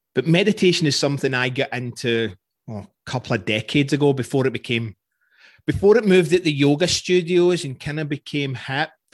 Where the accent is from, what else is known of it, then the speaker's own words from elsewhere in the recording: Scotland, United Kingdom; I'm Scottish